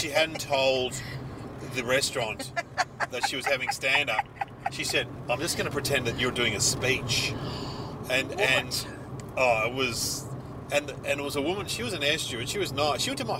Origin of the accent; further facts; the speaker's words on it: Mitcham, Australia; also born or lived in Canberra; I'm from Mitcham